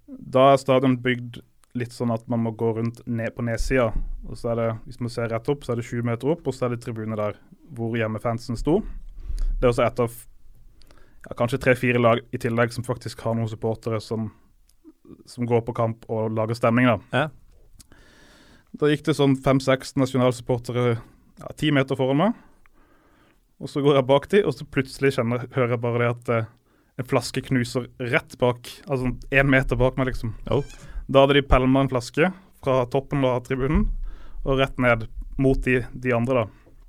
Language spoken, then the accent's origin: Norwegian; Norway; also born or lived in Montevideo, Uruguay; som nordmann